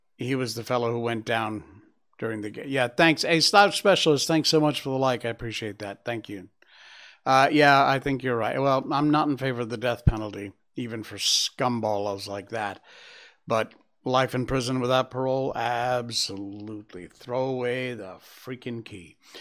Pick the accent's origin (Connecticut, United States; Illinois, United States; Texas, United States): Connecticut, United States; my home state of Connecticut